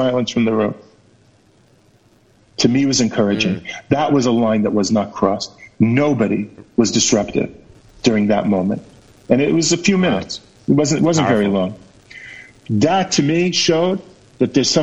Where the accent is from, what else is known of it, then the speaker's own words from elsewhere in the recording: United States; moved away as an adult; now in Israel; I'm an ole from America. I'm very used to American politicians